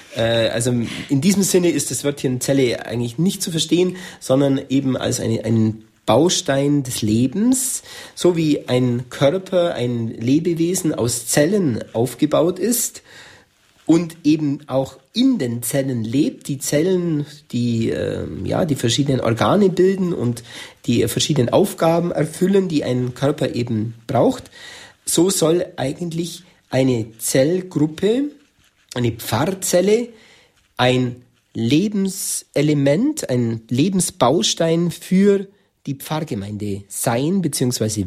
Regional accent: Germany; bei uns in Deutschland

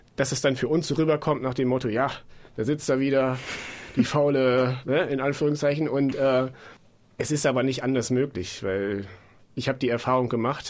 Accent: Bad Rothenfelde, Lower Saxony, Germany; moved away as an adult; also born or lived in Bielefeld; now in Munich, Germany; Ich komme auch eigentlich aus der Nähe von Osnabrück

